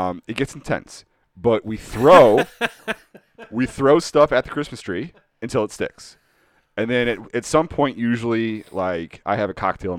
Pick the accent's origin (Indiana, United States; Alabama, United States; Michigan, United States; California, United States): Indiana, United States; Indianapolis; I grew up in Indiana. I was born in Indianapolis, so I'm a Colts fan